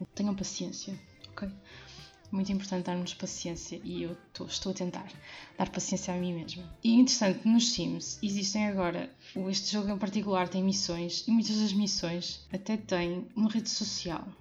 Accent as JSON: {"language": "Portuguese", "town": "Porto", "region": "Norte", "country": "Portugal", "moved": "yes", "lives_now": "Albergaria-a-Velha, Portugal", "said": "eu sou do Porto, nasci no Porto. Neste momento estou a morar em Albergaria Velha e trabalho em Anadia"}